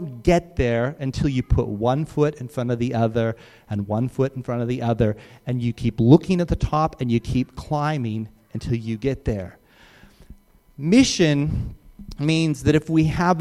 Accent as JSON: {"language": "English", "area": "Rocky Mountains", "region": "Colorado", "country": "United States", "tie": "born or raised there", "said": "I grew up in the Rocky Mountains, and I used to look out at the Rockies through my front window almost every day of my life"}